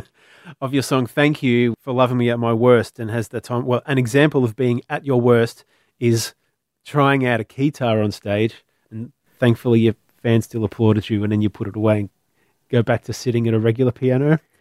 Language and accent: English; Melbourne, Victoria, Australia; I was from Melbourne.